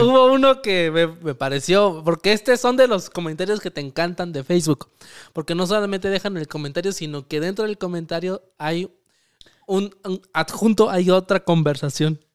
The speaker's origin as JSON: {"language": "Spanish", "region": "Michoacán", "country": "Mexico", "said": "nosotros somos de Michoacán"}